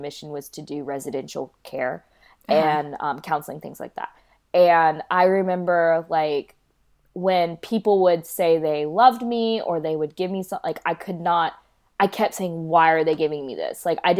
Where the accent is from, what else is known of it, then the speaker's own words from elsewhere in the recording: Kolkata, West Bengal, India; born there; I was born in Calcutta, India, so I also wonder how I'll be received there